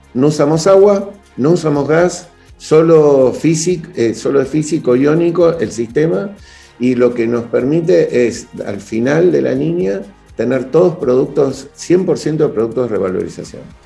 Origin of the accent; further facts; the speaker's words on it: Buenos Aires, Argentina; soy originario de Argentina, de Buenos Aires